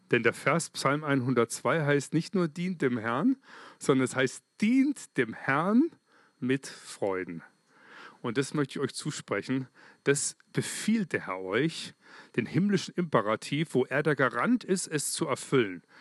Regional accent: Germany; Als Deutscher, und ich nehme jetzt mal die Schweizer mit rein, ich bin jetzt auch Schweizer, gell, gerade. Ich und Deutscher, ich möchte mich bedanken bei euch

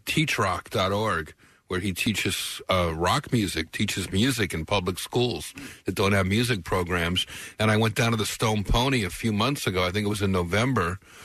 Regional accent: Newark, New Jersey, United States; also born or lived in Union, New Jersey / Springfield, New Jersey; now in Los Angeles, United States; I'm a Jersey boy, so it speaks to me. I'm from Newark, New Jersey, originally, and Union, and Springfield, New Jersey, and I come down to the shore with my family in the summer.

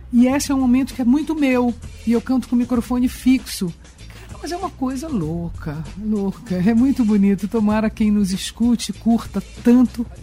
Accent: São Luís, Maranhão, Brazil; born there; also born or lived in Belém / Rio de Janeiro / Brasília; São Luís, onde nasci, Belém eu falo paraense, né? O Rio porque é importante, Brasília porque eu escolhi.

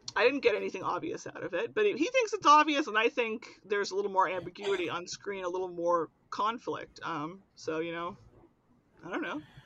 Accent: Pittsburgh, Pennsylvania, United States; I'm from Pittsburgh and I am very near the origin of modern zombieism

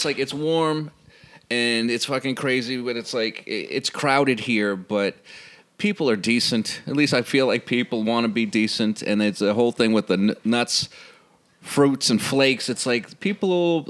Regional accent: United States; I'm American Negro, too. You know, half Negro, whatever, and I don't give a fuck.

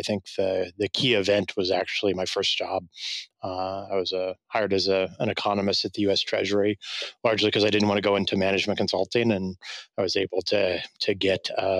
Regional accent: Kansas, United States; moved away; also born or lived in Oxford; I come from Kansas. My grandparents were farmers

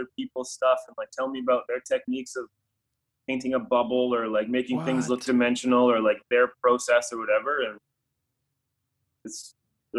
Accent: Calgary, Alberta, Canada; my hometown put a $5,000 fine on graffiti, like a minimum fine

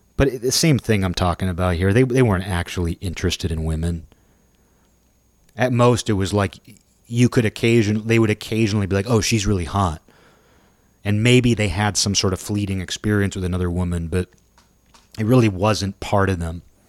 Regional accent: Kirkland, Washington, United States; we drove by this park in my hometown

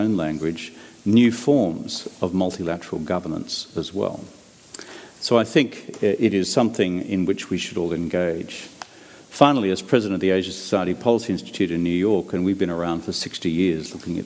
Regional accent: Australia

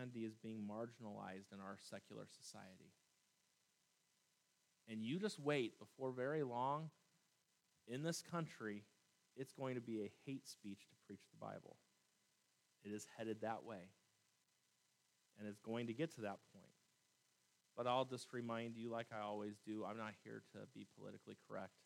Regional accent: United States; I am an American through and through, and I love this country

